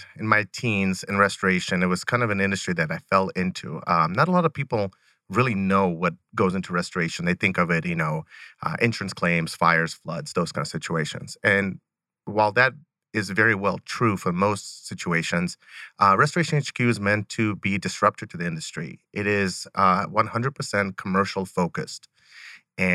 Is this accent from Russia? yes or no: yes; Rostov, Rostov Oblast, Russia; born there; I was originally born in Rostov, Russi